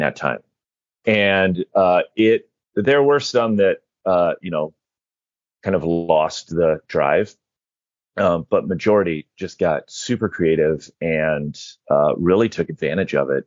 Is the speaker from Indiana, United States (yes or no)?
yes; Indiana, United States; moved away; I'm originally from Indiana